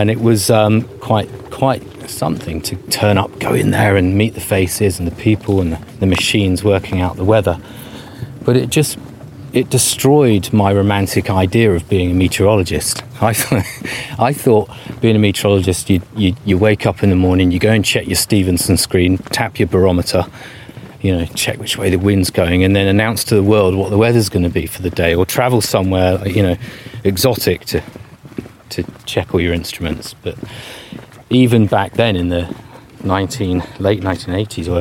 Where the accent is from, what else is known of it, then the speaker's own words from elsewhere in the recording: Bognor Regis, South East England, United Kingdom; I'm from West Sussex, and I lived right on the edge of where residential areas ran out, in a place called Rose Green near Bognor Regis.